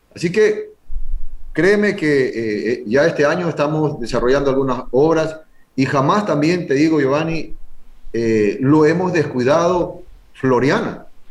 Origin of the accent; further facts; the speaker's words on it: San Cristóbal, Galápagos, Ecuador; quiero a mi tierra, quiero a mi pueblo